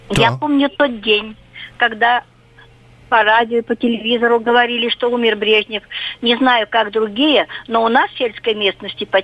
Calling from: Russia; Я из Тайского края. Мне 70 лет.

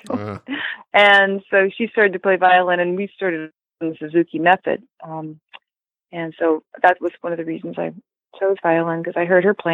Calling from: Buffalo, New York, United States; Um, Buffalo, New York.

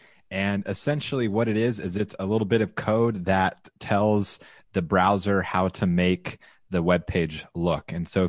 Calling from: Austin, Texas, United States; I am broadcasting from Austin, Texas

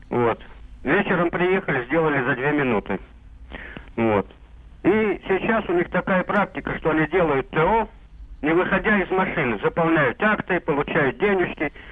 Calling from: Voronezh Oblast, Russia; Я с Воронежской области.

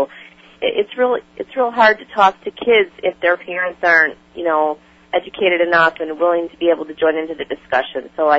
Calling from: Tinley Park, Illinois, United States; I'm calling from Tinley Park, Illinois, which is just about 30 minutes south of Chicago.

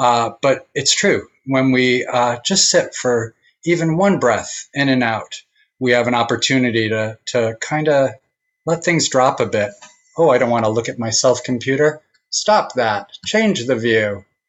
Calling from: New Paltz, New York, United States; And I'm joining you from New Paltz, New York, tonight.

